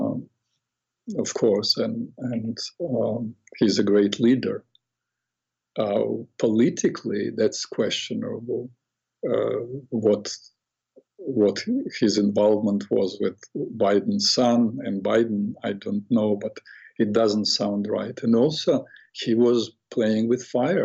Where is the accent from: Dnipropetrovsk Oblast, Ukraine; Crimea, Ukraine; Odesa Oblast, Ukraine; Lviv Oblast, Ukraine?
Odesa Oblast, Ukraine; Odesa; moved away as an adult; now in United States; my city, Odessa. I come from Odessa, it's on Black Sea